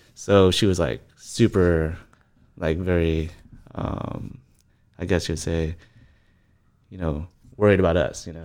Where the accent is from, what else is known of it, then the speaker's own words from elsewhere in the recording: Riverside, California, United States; I was born in Riverside. I mean, lived there my whole life.